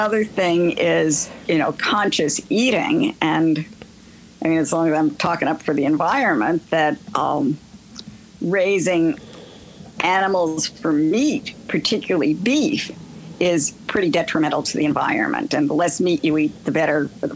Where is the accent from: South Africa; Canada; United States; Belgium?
United States; New York City, New York; now in Altamont, United States; I grew up in Queens